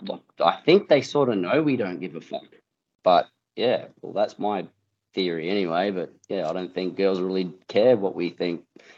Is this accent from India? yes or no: no; Darwin, Northern Territory, Australia; the younger girls I grew up with in Darwin